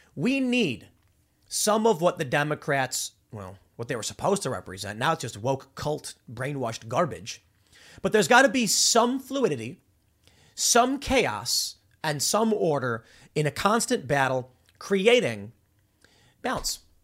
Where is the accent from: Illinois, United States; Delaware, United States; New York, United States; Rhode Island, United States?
Illinois, United States; Chicago; I grew up in Chicago, on the South Side.